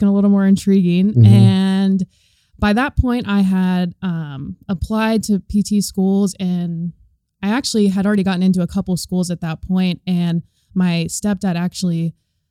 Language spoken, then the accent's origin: English; Hot Springs, Arkansas, United States; also born or lived in Fayetteville, Arkansas; I'm from Hot Springs, but I've been living in Fayetteville going to school there